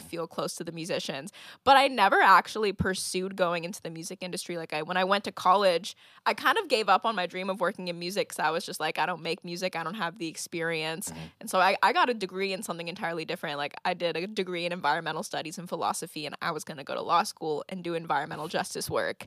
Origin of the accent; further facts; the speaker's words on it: Santa Clarita, California, United States; also born or lived in Ventura, California / Los Angeles, California / Oregon; I grew up between Santa Clarita, California, and Ventura, California